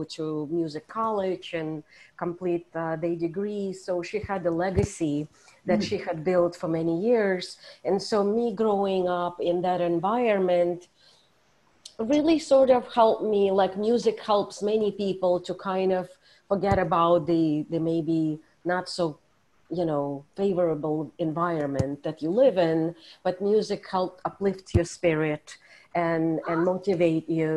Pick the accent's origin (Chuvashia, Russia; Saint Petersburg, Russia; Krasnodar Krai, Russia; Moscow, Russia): Moscow, Russia; moved away as an adult; now in New York City, United States; I grew up in the Soviet Union in the city of Moscow, which is a capital.